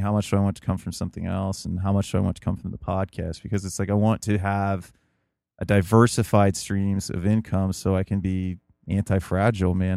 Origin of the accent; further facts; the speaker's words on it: United States; as an American